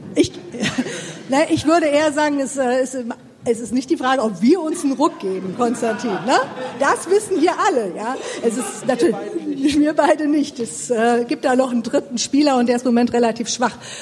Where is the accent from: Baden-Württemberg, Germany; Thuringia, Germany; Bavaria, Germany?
Thuringia, Germany; ich komme aus Thüringen